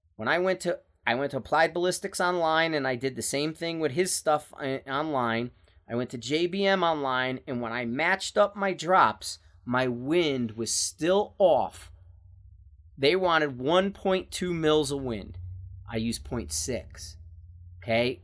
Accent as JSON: {"language": "English", "town": "Bridgeport", "region": "Connecticut", "country": "United States", "tie": "born or raised there", "moved": "yes", "said": "I'm from Bridgeport, Connecticut."}